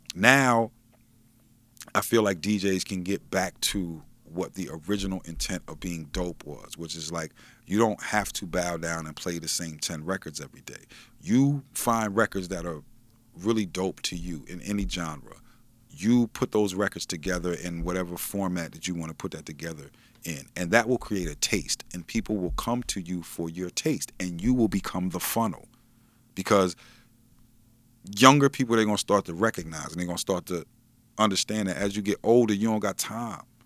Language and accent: English; Wilmington, Delaware, United States; I'm from Wilmington